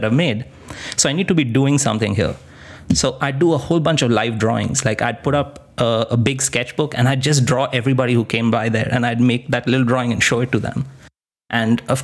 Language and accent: English; Kolkata, West Bengal, India; moved away as an adult; also born or lived in Netherlands / Eau Claire, Wisconsin / Chicago; now in Vancouver, Canada; I'm from Calcutta in India